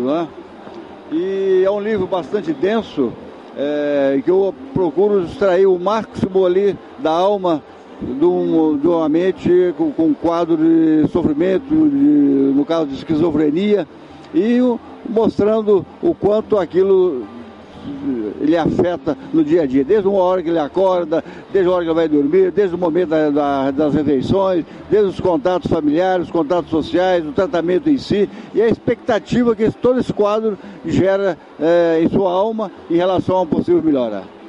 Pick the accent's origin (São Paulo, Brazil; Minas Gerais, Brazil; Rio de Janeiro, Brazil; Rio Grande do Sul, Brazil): Minas Gerais, Brazil; also born or lived in Rondônia; eu sou mineiro de nascimento